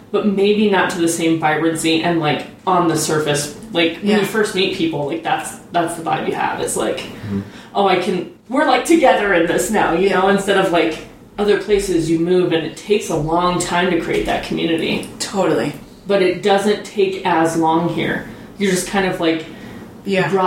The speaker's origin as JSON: {"language": "English", "region": "Wyoming", "country": "United States", "tie": "born or raised there", "said": "just growing up in Wyoming in general"}